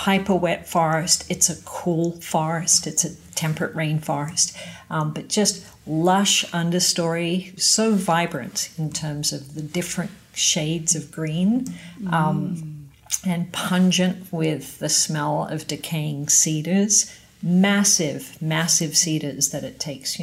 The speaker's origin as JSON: {"language": "English", "country": "Australia", "moved": "as an adult", "lives_now": "Canada", "said": "being an Aussie"}